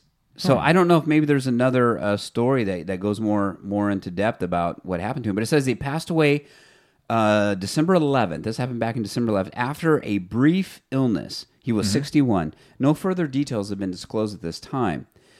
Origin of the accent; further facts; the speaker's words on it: Fresno, California, United States; Local things here where we're from Fresno, the Central Valley area, and we talk about a lot of stuff there